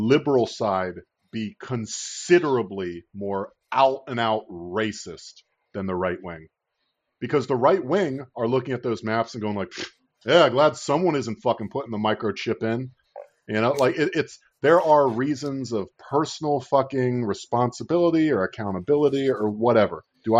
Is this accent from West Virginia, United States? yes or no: no; Florida, United States; now in New York, United States; I'm from Florida